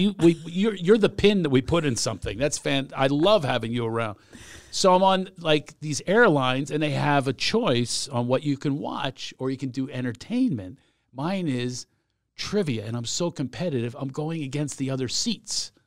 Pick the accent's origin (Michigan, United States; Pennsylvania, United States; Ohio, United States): Pennsylvania, United States; Philadelphia; I'm from Philadelphia